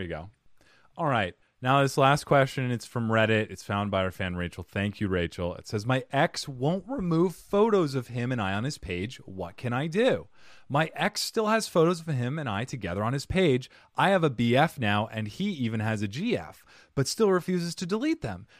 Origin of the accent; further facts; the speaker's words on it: Cottonwood, Arizona, United States; I grew up in Cottonwood, Arizona